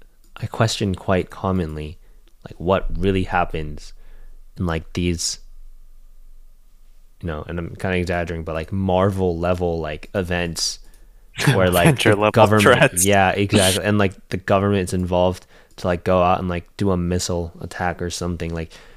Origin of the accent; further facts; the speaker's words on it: Denver, Colorado, United States; now in Sacramento, United States; I mean, I'm from Colorado.